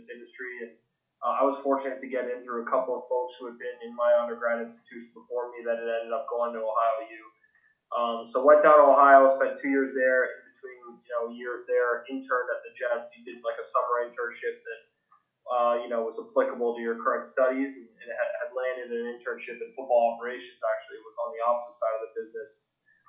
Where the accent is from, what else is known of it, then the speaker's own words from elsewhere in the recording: Toronto, Ontario, Canada; I grew up in Toronto, Canada, just a suburb outside of the city